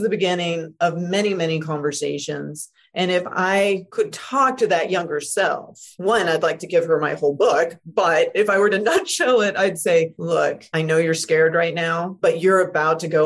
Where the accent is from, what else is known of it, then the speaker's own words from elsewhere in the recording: Deep South, United States; even though my family are like progressive Canadians, I was raised in the Deep South.